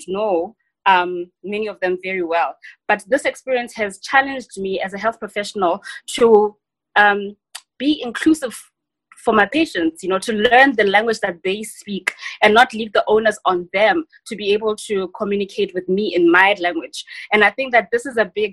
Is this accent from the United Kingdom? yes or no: no; South Africa; also born or lived in Western Cape / KwaZulu-Natal; as a South African in post-democratic South Africa